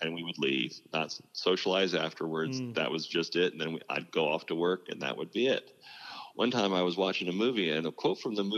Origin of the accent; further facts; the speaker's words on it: Wayne County, Ohio, United States; I grew up in Wayne County, Ohio